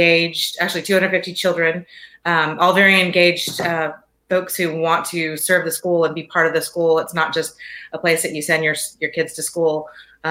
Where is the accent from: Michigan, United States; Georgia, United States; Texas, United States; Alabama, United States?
Georgia, United States; Atlanta; moved away as an adult; also born or lived in Colorado / California; It's great to be back in my hometown and serving the community that I grew up in. So it's a very cool experience to come full circle and land back in Atlanta